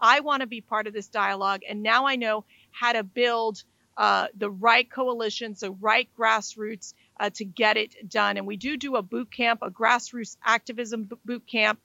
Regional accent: Florida, United States; my home state of Florida

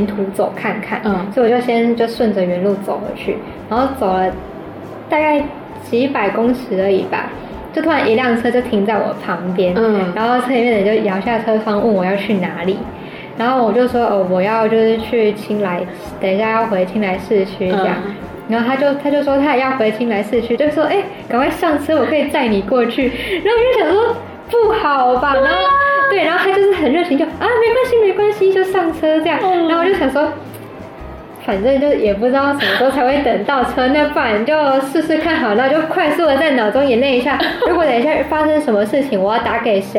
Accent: Tainan, Taiwan; moved away as an adult; now in Thailand; 因为像我是台南人嘛，

